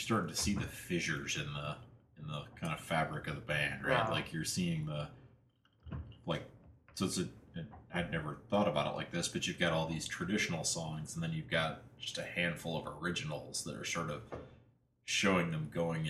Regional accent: Iowa, United States; where I grew up in Iowa was just sort of everyone worked for the university or a, you know, something adjacent to the university.

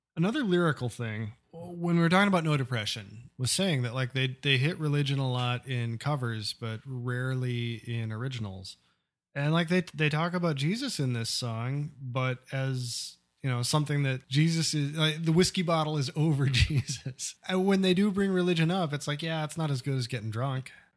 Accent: Nebraska, United States; growing up in Nebraska

